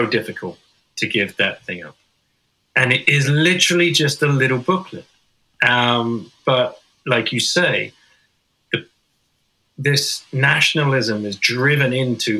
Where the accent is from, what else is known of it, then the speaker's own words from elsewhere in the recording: England, United Kingdom; first language English; I'm English, you know, but people could guess that because I speak with a native tongue